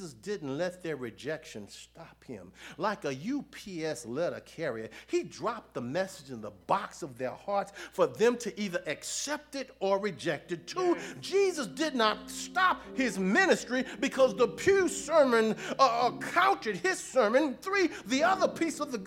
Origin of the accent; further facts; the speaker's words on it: Houston, Texas, United States; when I was growing up in Houston